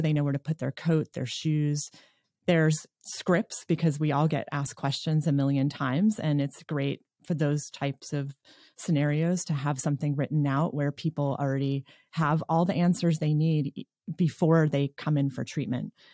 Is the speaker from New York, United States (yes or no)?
yes; New York, United States; moved away as an adult; now in Nevada City, United States; I'm initially from New York, and that's where I started school, and then I moved west